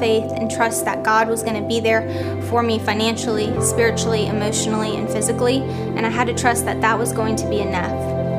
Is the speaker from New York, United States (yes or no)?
no; Minnesota, United States; I am 21 years old. I'm from Minnesota